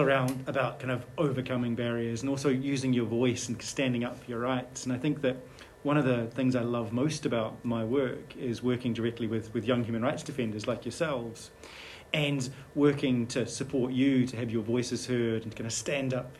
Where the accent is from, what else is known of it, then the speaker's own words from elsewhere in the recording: New Zealand; moved away as an adult; now in Scotland, United Kingdom; I grew up in New Zealand